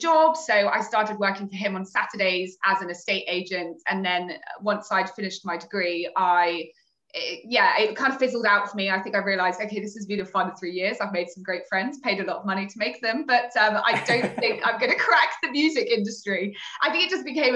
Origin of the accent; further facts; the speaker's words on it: Torquay, South West England, United Kingdom; moved away as an adult; now in London, United Kingdom; I came to London when I was 18. I'm originally from Torquay in Devon.